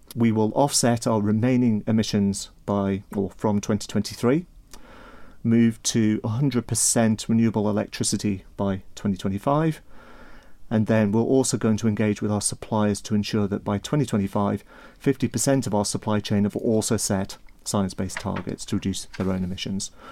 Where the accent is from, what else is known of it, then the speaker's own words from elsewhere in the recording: Isle of Man; I'm from the Isle of Man originally